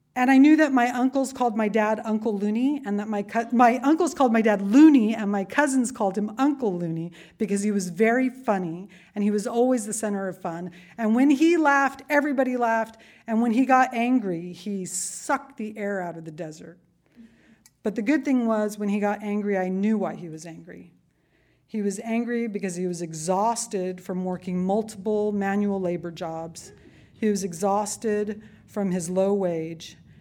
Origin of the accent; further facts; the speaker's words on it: Yuma Indian Reservation, southeastern California, United States; I was born on the Yuma Indian Reservation in southeastern California